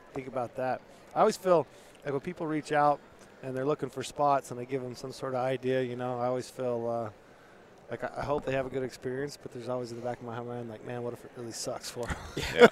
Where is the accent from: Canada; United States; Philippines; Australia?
United States; Utah; in Utah, my home state